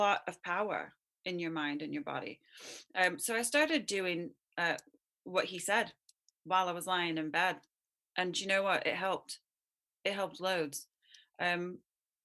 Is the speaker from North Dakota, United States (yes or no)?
no; Southern California, United States; I was brought up in Southern California in a family, both my parents did yoga